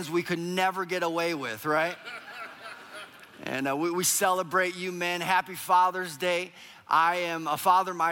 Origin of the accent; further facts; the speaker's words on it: Minneapolis, Minnesota, United States; we are from Minneapolis, Minnesota